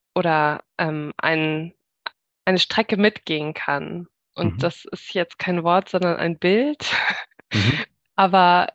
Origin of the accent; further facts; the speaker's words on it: Munich, Bavaria, Germany; now in Augsburg, Germany; ich bin als Kind in eine freie evangelische Gemeinde gegangen, in München, also auch in der Jugendzeit